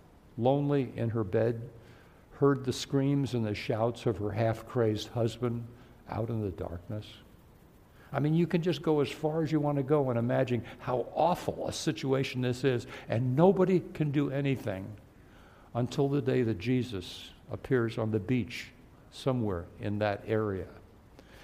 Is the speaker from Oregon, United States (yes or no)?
no; New York City, New York, United States; I was born in New York City, so I know the city fairly well